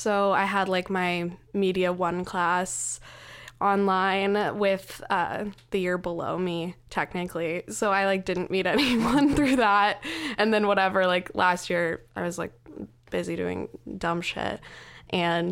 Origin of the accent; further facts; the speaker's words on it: Lincoln, Nebraska, United States; moved away as an adult; also born or lived in New York; now in Philadelphia, United States; my hometown is Lincoln, the capital